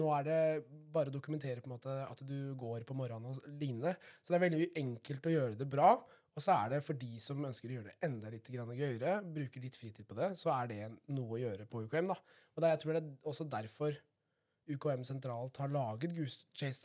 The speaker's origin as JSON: {"language": "Norwegian", "region": "Vestfold og Telemark", "country": "Norway", "said": "Jeg kommer fra Vestfold og Telemark."}